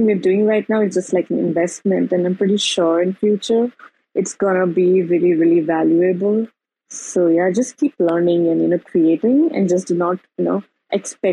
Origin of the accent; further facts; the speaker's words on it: India; I'm from India